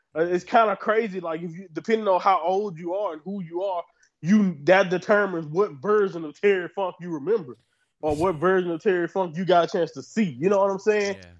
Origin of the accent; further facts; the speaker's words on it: Southern United States, United States; I'm from Southern uh, United States